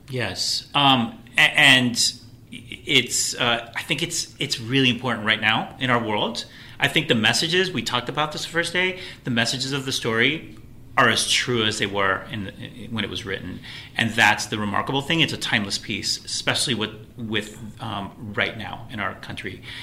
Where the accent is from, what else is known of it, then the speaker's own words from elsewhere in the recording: Miami, Florida, United States; also born or lived in Puerto Rico; Um, I grew up in Florida. Um, I'm from Miami